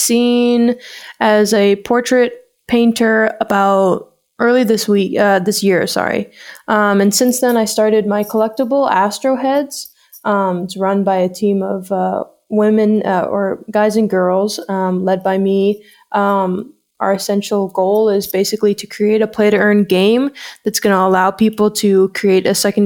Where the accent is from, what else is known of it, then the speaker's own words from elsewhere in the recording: Hong Kong; moved away as an adult; now in Canada; I moved here about 3 years ago from Hong Kong. I grew up in Hong Kong.